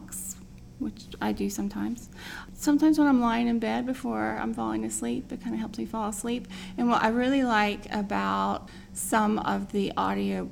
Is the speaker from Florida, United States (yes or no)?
no; Indiana, United States; moved away; my ex-husband and I, we are both from Indiana